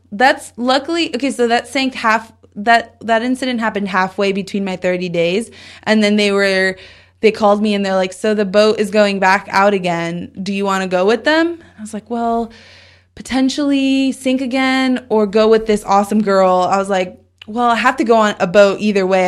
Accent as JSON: {"language": "English", "region": "Southern California", "country": "United States", "tie": "born or raised there", "said": "I grew up in Southern California"}